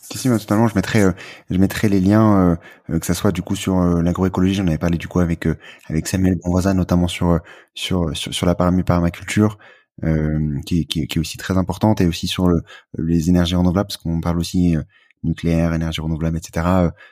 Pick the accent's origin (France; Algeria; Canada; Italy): France; quand on est français